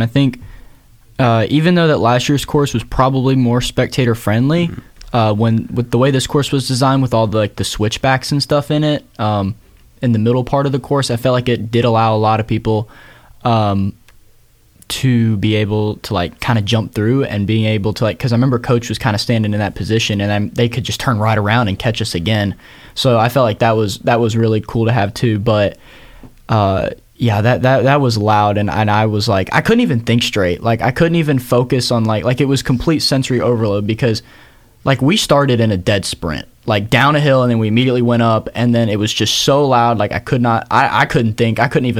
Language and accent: English; Georgia, United States; We're all from Georgia. We're all a bunch of Georgia boys doing this.